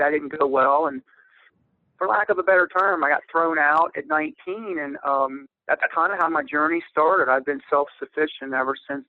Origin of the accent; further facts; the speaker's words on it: Ohio, United States; I was originally from Ohio, but really a military brat.